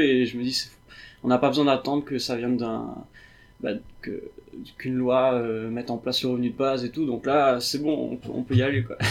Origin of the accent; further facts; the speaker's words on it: Réunion; je viens de la Réunion